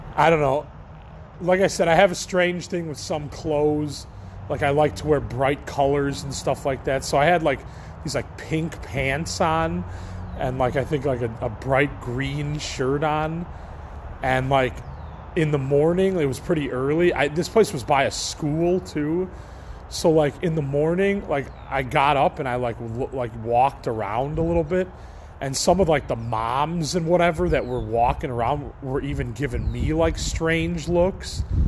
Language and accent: English; Chicago, Illinois, United States; moved away as an adult; I was from Chicago, far away away, came out here for the weed industry